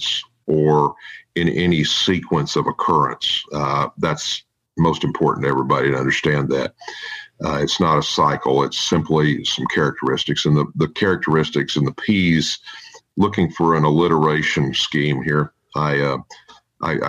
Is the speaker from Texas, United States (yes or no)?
yes; Texas, United States; I am a fifth generation native Texan, so therefore I am a Texan.